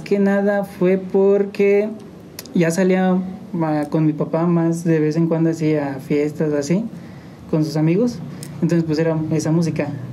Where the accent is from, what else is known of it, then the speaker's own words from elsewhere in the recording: San Juan del Río, Querétaro, Mexico; Soy originario de aquí de San Juan del Río. San Juan del Río Querétaro. Mi familia es de San Luis, pero yo nací aquí, aquí